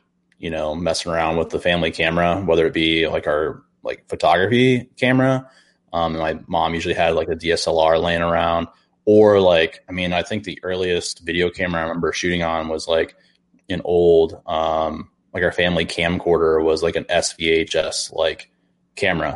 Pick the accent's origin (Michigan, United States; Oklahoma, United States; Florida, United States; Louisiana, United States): Florida, United States; moved away; being from growing up in Florida, to moving up here